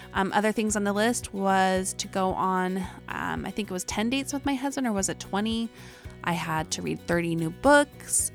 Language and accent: English; Utah, United States; accent: Utah; my Utah accent